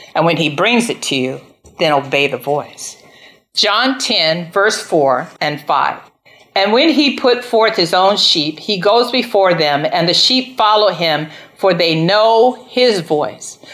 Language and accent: English; United States; I'm an American